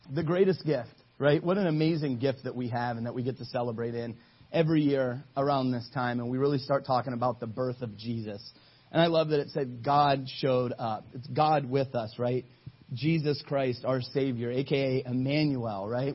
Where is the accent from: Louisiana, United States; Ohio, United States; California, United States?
Ohio, United States; I'm from Ohio.